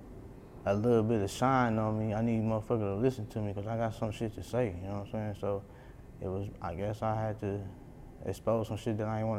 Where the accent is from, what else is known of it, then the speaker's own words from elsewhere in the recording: Milwaukee, Wisconsin, United States; I'm from Milwaukee